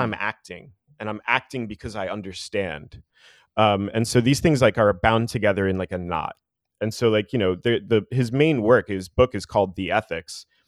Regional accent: New Jersey, United States; moved away; I'm from New Jersey originally

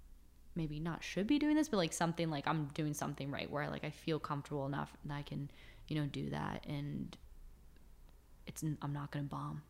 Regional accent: East Coast, United States; I'm going to go to LA, or I'm going to go to like an in-between city, but I'm from the East Coast.

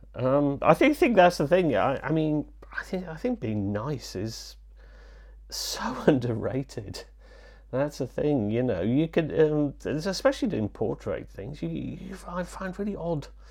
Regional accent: Leeds, Yorkshire and the Humber, United Kingdom; also born or lived in Wales; I'm from Wales and I was brought up in Yorkshire

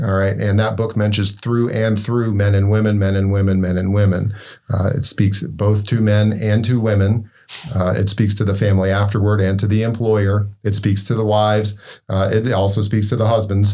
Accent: Winston-Salem, North Carolina, United States; moved away as an adult; now in Maine, United States; I'm originally from North Carolina, uh, born, bred down in, uh, Winston-Salem, North Carolina.

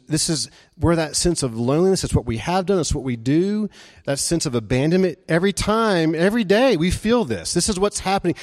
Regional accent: Memphis, Tennessee, United States; moved away as an adult; also born or lived in Jackson, Mississippi; Memphis was my home. Uh, I started out, uh, going to college there in my hometown, living at home

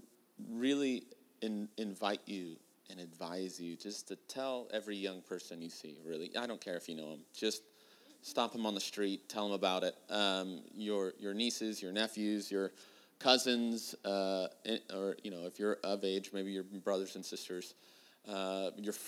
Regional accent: California, United States; I'm born and raised in California, but I do say y'all

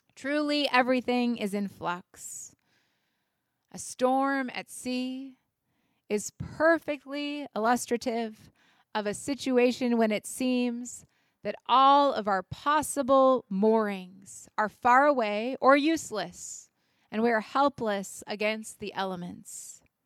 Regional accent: United States; as Americans and as citizens

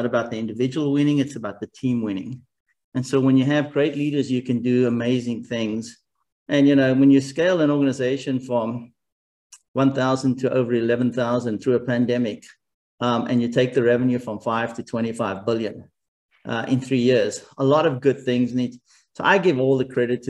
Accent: South Africa; moved away; also born or lived in Japan / Germany / United States; I grew up in South Africa

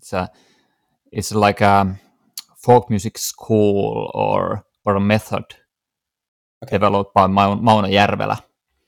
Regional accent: Veteli, Central Ostrobothnia, Finland; Originally, I'm from Veteli, And that's in central Ostrobothnia

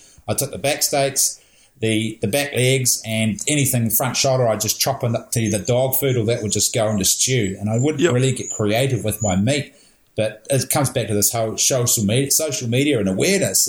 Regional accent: Napier, Hawke's Bay, New Zealand; also born or lived in National Park, New Zealand; we grew up in Napier, so there was no deer on the outskirts of Napier back in the day

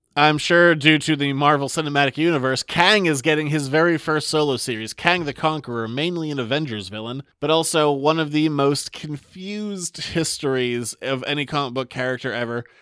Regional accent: Maine, United States; I'm from Maine

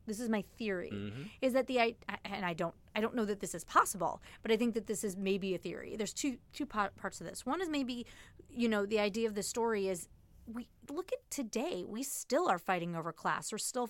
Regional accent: Chicago, Illinois, United States; which is really weird for me in my brain because I'm from Chicago, and so for us, the south side would be technically the considered wrong the wrong tracks.

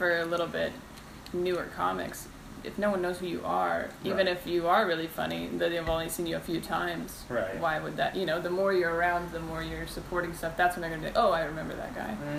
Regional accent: Renton, Washington, United States; moved away as an adult; also born or lived in Seattle; now in Los Angeles, United States; I'm from Renton.

